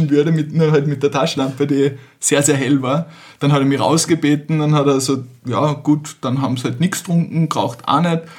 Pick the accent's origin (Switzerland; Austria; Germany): Austria; Carinthia; ich komme ja teils aus Kärnten und habe unten auch ziemlich viele Freunde.